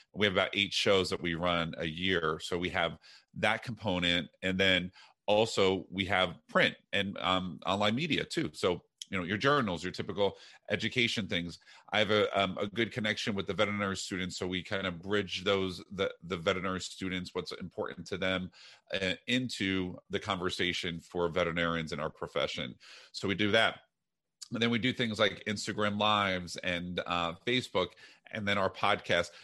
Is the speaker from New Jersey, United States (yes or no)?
yes; New Jersey, United States; moved away; also born or lived in Iowa; I'm from New Jersey